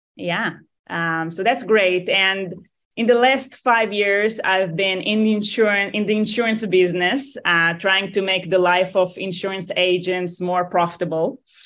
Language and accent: English; Tel Aviv, Tel Aviv District, Israel; accent: Israeli; moved away; I'm originally from Tel Aviv, Israel